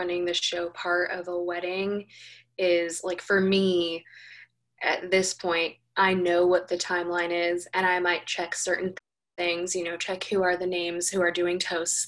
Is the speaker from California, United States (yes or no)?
yes; Los Angeles, California, United States; moved away as an adult; also born or lived in New York; now in Tennessee, United States; I'm originally from Los Angeles. I now live in Tennessee, and I moved here almost, I think it was almost a year and a half ago from New York